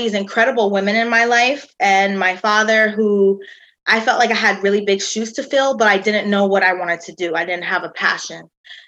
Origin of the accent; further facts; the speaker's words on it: Hartford, Connecticut, United States; moved away; also born or lived in Georgia / Costa Rica; My father is African-American. And when I grew up in Hartford, Connecticut, or where I was born in Hartford, Connecticut, there were absolutely no Costa Ricans there. It was just my family. I was raised around a lot of Dominicans, a lot of Puerto Ricans